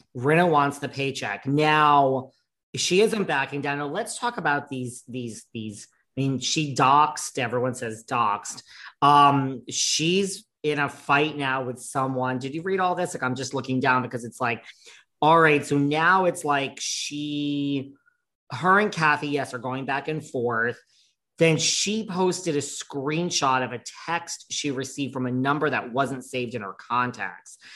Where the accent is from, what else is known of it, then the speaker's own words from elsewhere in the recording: New York, United States; I'm a New Yorker